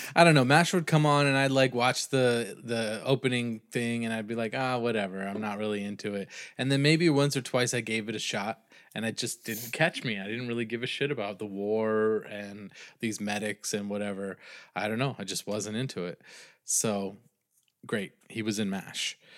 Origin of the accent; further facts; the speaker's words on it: New England, United States; I'm from New England